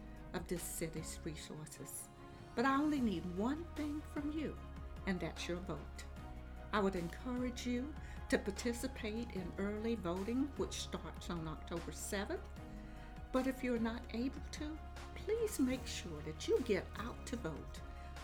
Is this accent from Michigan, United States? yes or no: no; Aiken, South Carolina, United States; also born or lived in New Ellenton, South Carolina; I was born right here in Aiken County at the old Aiken Hospital